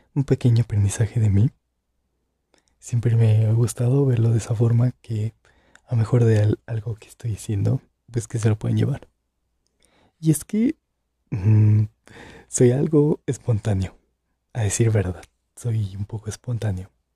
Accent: Santa Cruz de Juventino Rosas, Guanajuato, Mexico; Soy de Guanajuato, más específicamente de Santa Cruz de Juventino Rosas

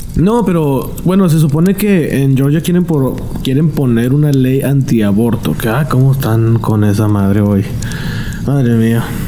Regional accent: Mexico; soy mexicano

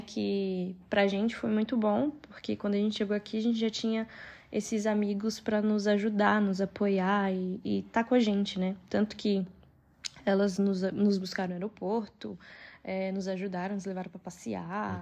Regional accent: São Paulo, Brazil; moved away as an adult; now in Queluz, Portugal; A gente é de São Paulo

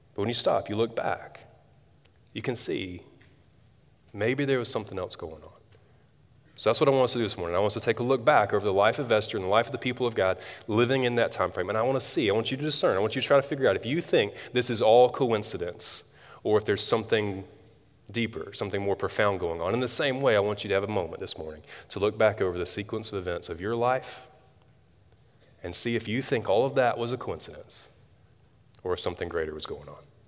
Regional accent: Tuscaloosa, Alabama, United States; moved away as an adult; I grew up in Tuscaloosa

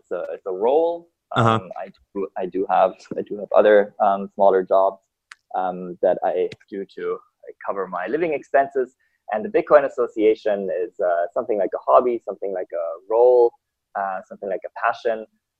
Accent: Germany; also born or lived in Italy / Austria; now in Hong Kong; I was born in Italy. {S0} Okay. {S2} Grew up mainly in Germany, Austria. I studied economics in Vienna, moved to Hong Kong

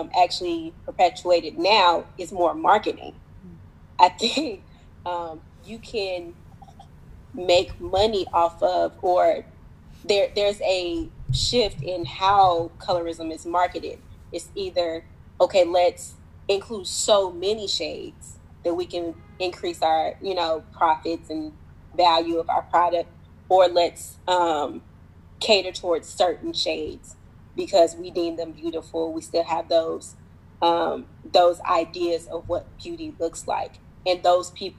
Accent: Nashville, Tennessee, United States; moved away as an adult; also born or lived in DMV area (Washington, D.C. metro); now in Washington, D.C. area, United States; I'm from Nashville, Tennessee. I moved to the DMV area late 2018

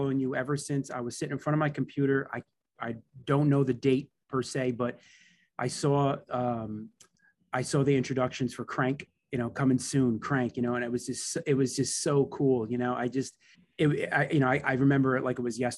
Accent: Newark, New Jersey, United States; I grew up in Newark, New Jersey, you know, from the majority of my life

